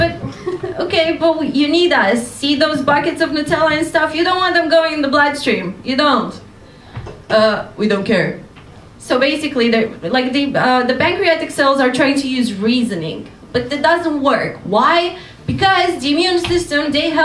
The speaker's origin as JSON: {"language": "English", "country": "Romania", "moved": "as an adult", "lives_now": "London, United Kingdom", "said": "I come from Romania and I'm doing a PhD in immunology at Imperial College London"}